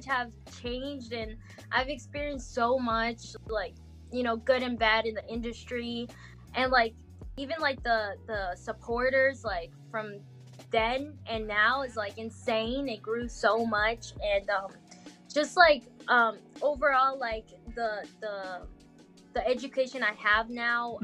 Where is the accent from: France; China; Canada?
France; first language Portuguese; English is a second language; moved away; also born or lived in Goiânia, Brazil; I was raised in France